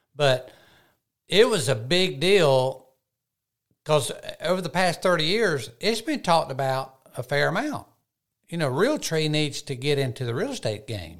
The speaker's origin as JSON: {"language": "English", "region": "Georgia", "country": "United States", "tie": "born or raised there", "said": "my home state of Georgia"}